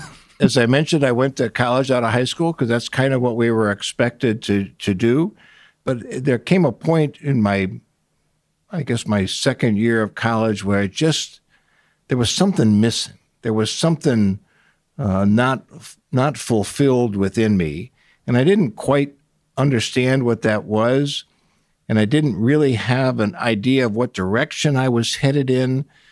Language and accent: English; Cleveland, Ohio, United States; also born or lived in Portland, United States / Chicago, United States / Atlanta, United States; I was born in Portland, Oregon. We moved to Cleveland, Chicago, Cleveland, Atlanta, Cleveland in the early 1960s. Cleveland is mostly where I grew up.